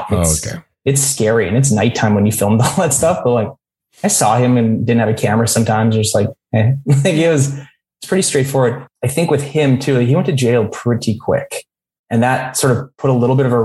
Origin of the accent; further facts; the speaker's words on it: St. Albert, Alberta, Canada; moved away; also born or lived in Edmonton / Vancouver Island / Vancouver; I started off growing up in St. Albert, Alberta.